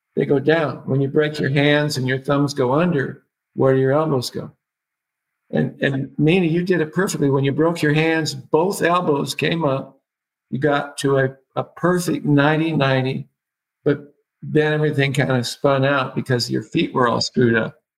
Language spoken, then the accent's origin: English; Seattle, Washington, United States; I was born in Seattle